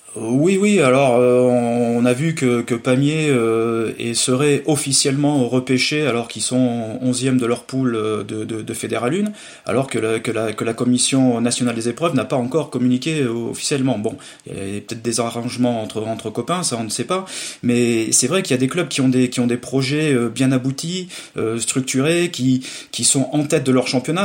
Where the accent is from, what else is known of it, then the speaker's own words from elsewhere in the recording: Limousin, Nouvelle-Aquitaine, France; chez nous en Limousin